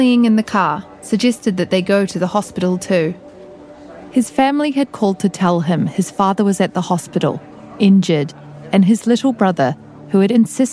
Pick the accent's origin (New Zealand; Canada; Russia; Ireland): New Zealand; Christchurch, Canterbury; now in Dubai, United Arab Emirates; Christchurch story because it was my hometown